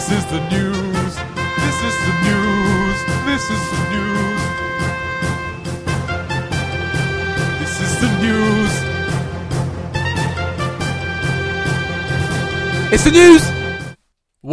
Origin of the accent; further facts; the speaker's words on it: England, United Kingdom; being an English man